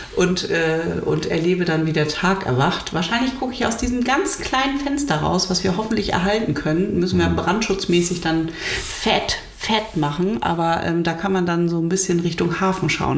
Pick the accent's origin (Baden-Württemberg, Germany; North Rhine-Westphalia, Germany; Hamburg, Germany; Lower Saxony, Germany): Lower Saxony, Germany; Uelzen; moved away; Uelzen ist da, wo ich herkomme, oh. ursprünglich